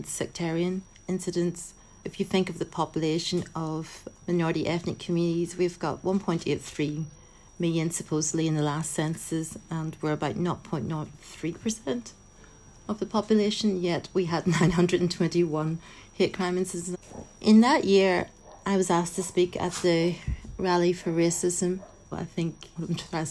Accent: Belfast, Northern Ireland, United Kingdom; I was born in Belfast. I use the term made in Belfast. So I see Northern Ireland very much as my home.

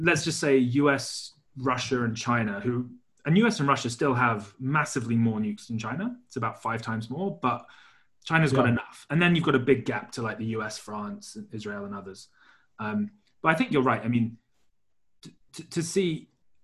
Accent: United Kingdom; I'm not American, I'm not Chinese, I'm British

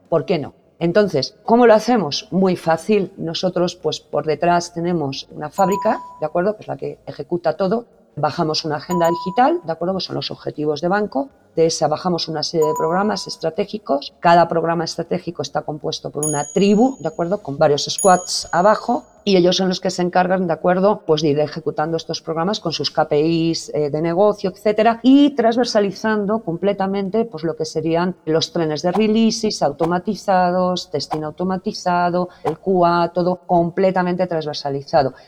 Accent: Spain; accent: Spanish (Spain); moved away as an adult; now in Mexico; No he cambiado mi acento español

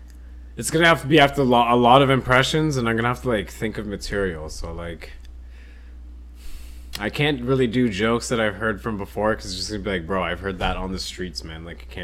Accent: France; Yeah, I grew up in France. I was so cultured, is what I'm saying.

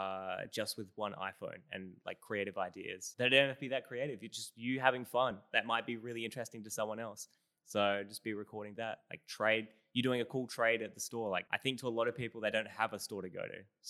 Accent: Australia; accent: Australian; my Australian accent

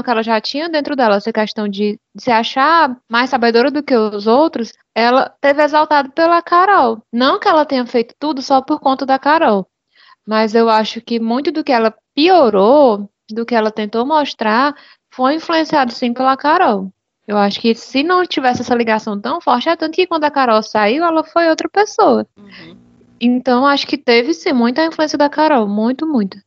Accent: Fortaleza, Ceará, Brazil; sou aqui de Ceará de Fortaleza

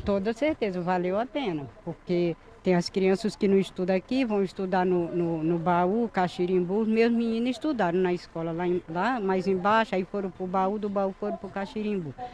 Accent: Caxias, Maranhão, Brazil; Nasci e me criei aqui no Genipapo

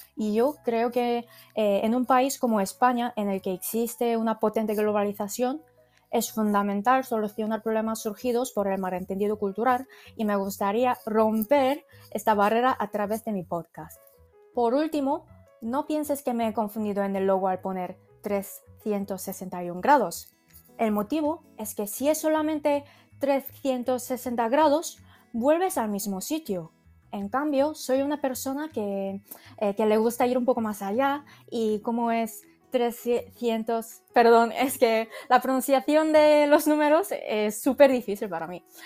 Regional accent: South Korea; Spanish is a second language; moved away as an adult; now in Spain; vengo de Corea

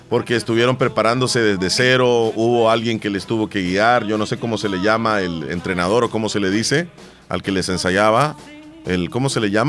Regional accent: Terrero, La Unión, El Salvador; yo soy de Terrero.

